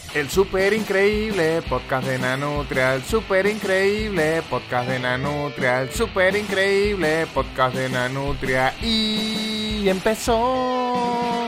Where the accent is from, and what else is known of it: Venezuela